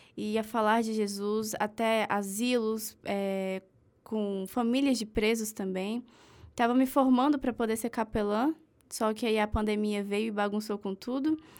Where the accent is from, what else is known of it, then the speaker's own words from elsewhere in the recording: Brasília, Federal District, Brazil; eu sou de Brasília